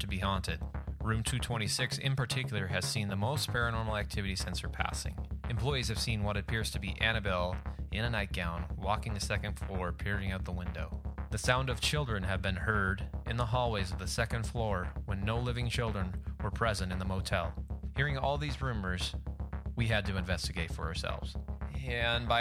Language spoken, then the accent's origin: English; Billings, Montana, United States; as a kid growing up in Billings